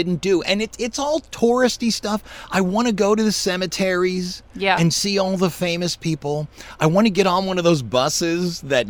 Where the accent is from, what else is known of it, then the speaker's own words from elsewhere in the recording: Louisiana, United States; No, we're from Louisiana.